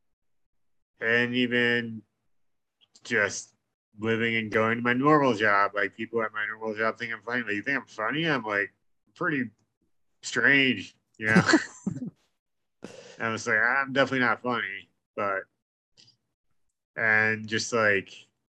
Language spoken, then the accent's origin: English; New York, United States; we're from New York